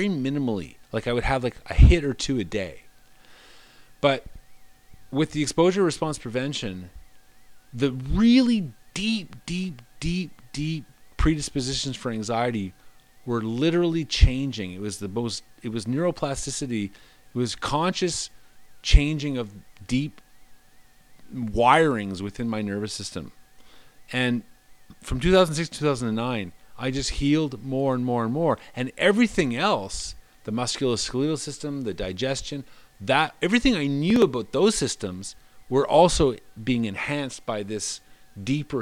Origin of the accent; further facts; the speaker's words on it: Moncton, New Brunswick, Canada; moved away; also born or lived in Toronto; Moncton, 4 years, had been, aside from Toronto, the longest I'd been in one place in the last 15 years at that point in my life. And it was my hometown.